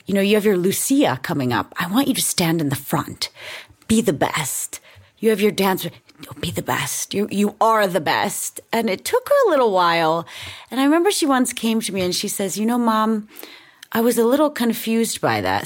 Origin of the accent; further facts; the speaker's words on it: United States; also born or lived in Denmark / Sweden; as an American